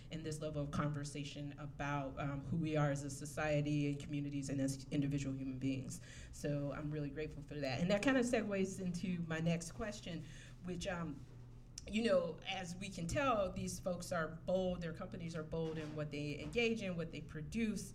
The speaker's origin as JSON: {"language": "English", "region": "South Carolina", "country": "United States", "accent": "Southern American", "said": "I'm from South Carolina"}